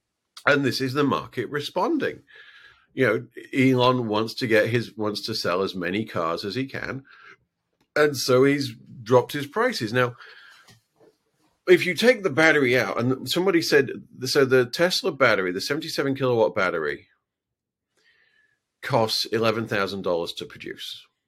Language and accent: English; Halifax, Yorkshire and the Humber, United Kingdom; I'm from Halifax. I have no stake in this.